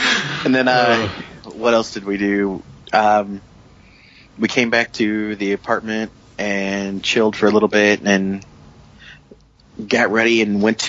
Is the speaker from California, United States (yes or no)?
no; West Virginia, United States; moved away; growing up in West Virginia